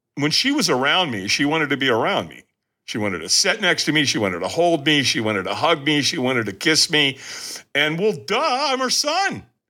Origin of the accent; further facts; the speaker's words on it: Long Beach, California, United States; also born or lived in Hollywood, California; I moved from Hollywood to Long Beach.